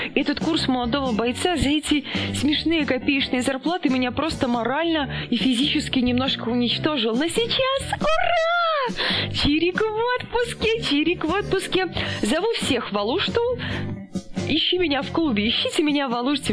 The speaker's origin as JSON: {"language": "Russian", "country": "Belarus", "said": "мы сами из Беларуси"}